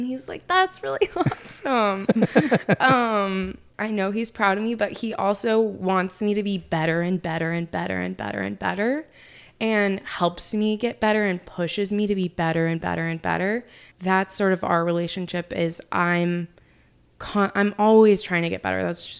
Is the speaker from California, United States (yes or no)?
no; Oklahoma, United States; also born or lived in Utica, New York / Nashville, Tennessee; I was born in Utica, New York, and then we moved to Nashville and we lived there until I was 7. And then we lived in Oklahoma and that's where I lived until, obviously I moved.